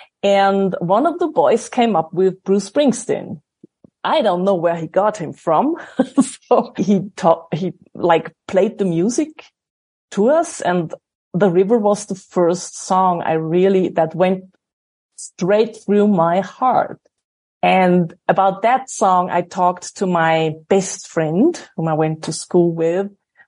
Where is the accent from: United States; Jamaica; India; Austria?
Austria; Salzburg; I grew up in a little village next to Salzburg. For American thinking, Salzburg is a village.